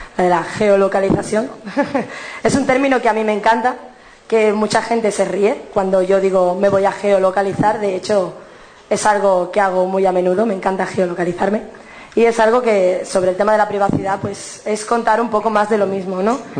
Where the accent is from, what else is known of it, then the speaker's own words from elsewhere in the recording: Cádiz, Andalusia, Spain; soy de Cádiz